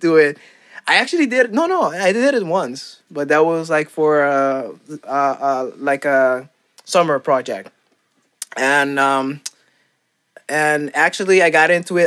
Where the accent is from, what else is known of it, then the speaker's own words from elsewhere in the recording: Curaçao; first language Papiamento; English is a second language; moved away as an adult; also born or lived in Aruba; now in Netherlands; I was born in Curacao, and then I lived there for like um, lived there for a while, and then I moved to Aruba. But the the same amount of time that I lived in Curacao, I lived in Aruba